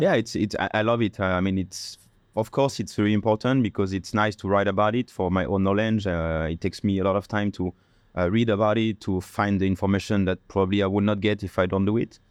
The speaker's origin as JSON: {"language": "English", "country": "France", "accent": "French", "second_language": "English", "moved": "yes", "lives_now": "Bangkok, Thailand", "said": "with my French accent"}